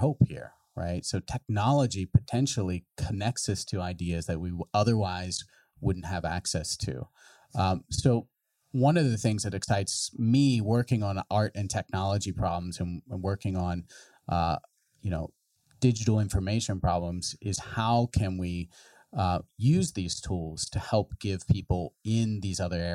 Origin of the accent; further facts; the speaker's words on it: West Virginia, United States; moved away; I come from a rural background. I'm from West Virginia. So, I'm from, a very tiny little town on the Ohio River